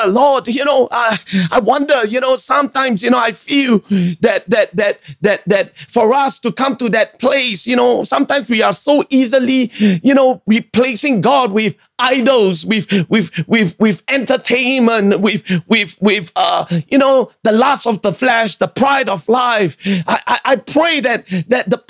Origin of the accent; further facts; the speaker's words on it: Singapore; I'm a Singaporean